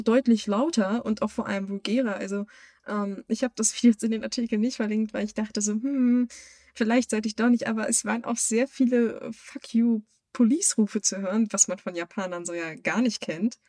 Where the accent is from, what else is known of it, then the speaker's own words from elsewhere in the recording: Germany; als Weiß und auch als Deutsche